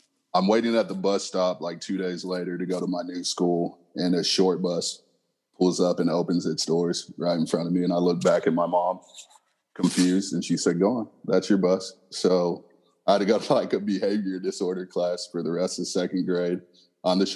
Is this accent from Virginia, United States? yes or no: no; San Diego, California, United States; born in San Diego, and I was actually adopted